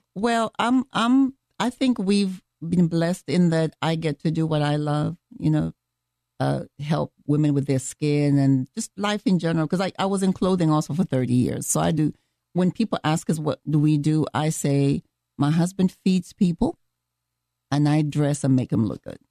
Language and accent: English; Kenya; moved away; I am from Kenya